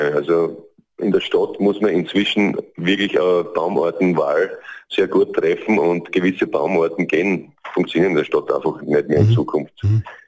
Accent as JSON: {"language": "German", "region": "Southern Styria", "country": "Austria", "said": "bei uns in der Südsteiermark"}